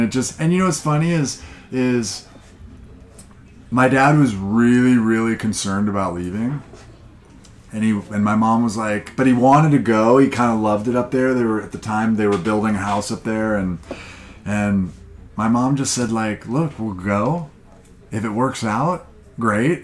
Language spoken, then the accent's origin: English; Montana, United States; moved away; I grew up in Montana